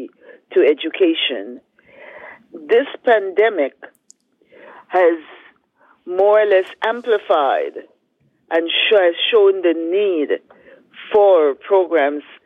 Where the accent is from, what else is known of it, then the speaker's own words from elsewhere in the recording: St. George's, Saint George, Grenada; now in Toronto, Canada; we're growing up in Happy Hill, St. George's, Grenada